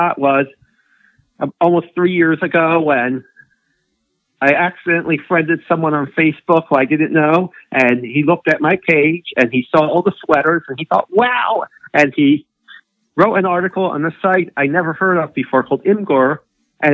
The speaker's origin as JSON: {"language": "English", "town": "Baltimore", "region": "Maryland", "country": "United States", "said": "I'm from Baltimore"}